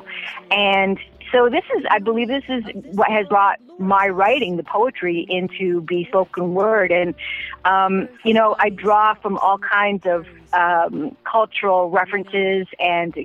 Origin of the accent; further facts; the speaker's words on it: Six Nations, Ontario, Canada; moved away; I'm Mohawk Tuscarora from the Big Six, the Six Nay